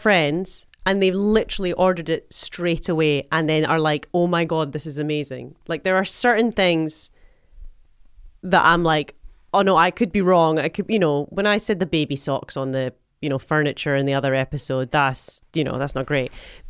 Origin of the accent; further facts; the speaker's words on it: Scotland, United Kingdom; All you need, I'm Scottish.